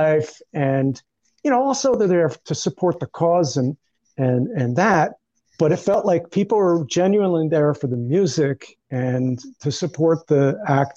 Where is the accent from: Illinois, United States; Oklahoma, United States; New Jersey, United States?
New Jersey, United States; Elizabeth; now in Los Angeles, United States; I grew up in Elizabeth